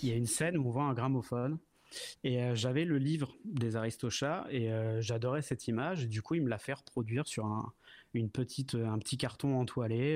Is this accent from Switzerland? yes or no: no; Sotteville-lès-Rouen, Normandy, France; je viens de, je viens de Normandie. Je suis de Seine-Maritime. Je suis né à Rouen et je vivais à Sotteville-les-Rouen, donc une petite ville juste à côté